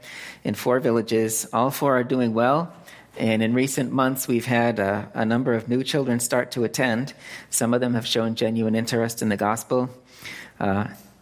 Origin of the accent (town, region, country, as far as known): Lancaster, Massachusetts, United States; born or raised there; moved away as an adult; also born or lived in California; now in Phnom Penh, Cambodia